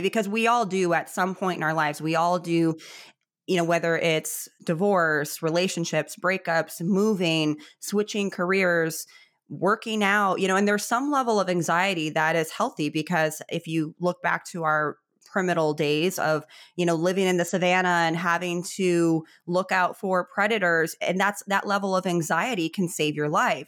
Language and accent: English; Chicago, Illinois, United States; I grew up in Chicago